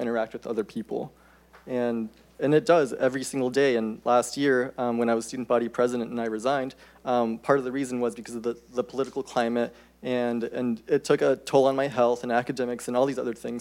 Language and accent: English; Marietta, Georgia, United States; moved away as an adult; also born or lived in Mexico / North Carolina / Florida; now in Seattle, United States; I grew up in Marietta, Georgia, right outside of Atlanta, and I spent most of my life there. Came to the U.S. when I was 3 years old from Mexico